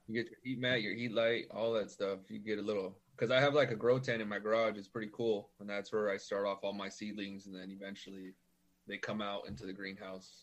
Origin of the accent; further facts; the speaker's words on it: Norwalk, California, United States; now in Whittier, United States; I grew up in Norwalk, and then I moved to Whittier about 2011